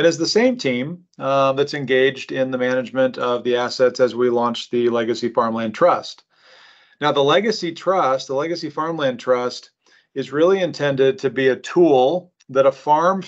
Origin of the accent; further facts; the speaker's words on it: Omaha, Nebraska, United States; born and raised in Omaha